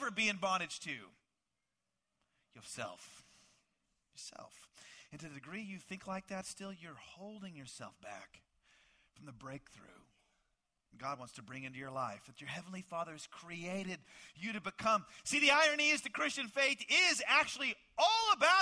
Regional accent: Dallas, Texas, United States; I grew up in the Dallas, Texas area

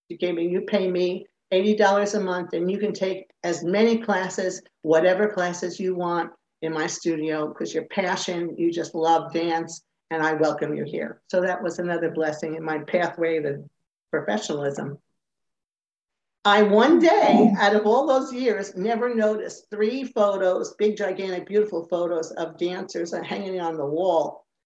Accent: central New Jersey, United States; moved away as an adult; Initially, um, I lived in uh, small towns in, in New Jersey, central New Jersey

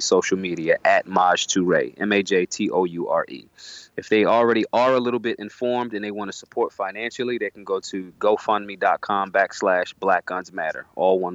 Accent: Philadelphia, Pennsylvania, United States; I'm from North Philly. You know, I've moved around all parts of Philadelphia in my youth. You know, but I'm originally from North Philadelphia

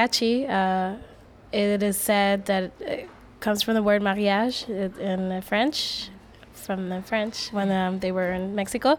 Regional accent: Puerto Rico; now in New York City, United States; I was raised in Puerto Rico.

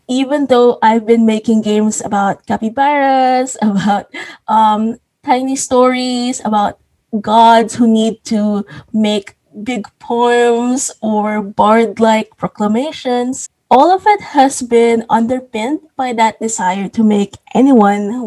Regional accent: Philippines; I'm a Filipino

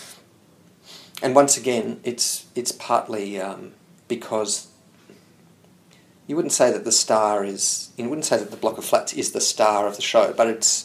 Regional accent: Hawthorn, Victoria, Australia; I grew up in Hawthorne

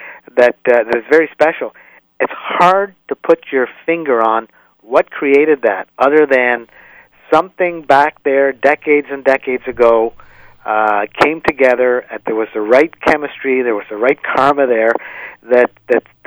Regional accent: Ottawa, Ontario, Canada; growing up in Ottawa

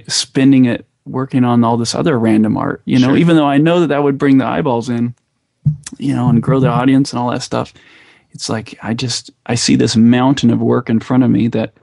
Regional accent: United States; also born or lived in Idaho / Utah; I grew up in Idaho and Utah

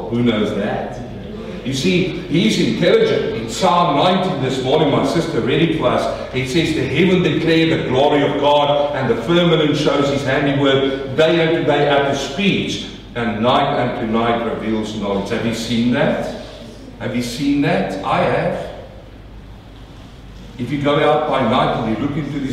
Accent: South Africa; also born or lived in New Zealand / Australia; now in Melbourne, Australia; I come from South Africa

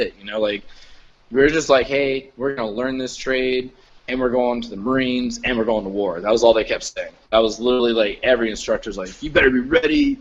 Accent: Florida, United States; moved away as an adult; I'm from Florida

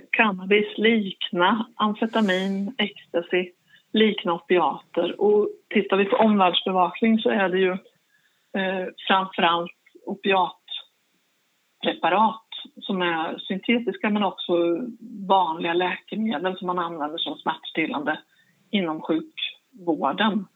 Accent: Linköping, Östergötland, Sweden; jag kommer ifrån Linköping

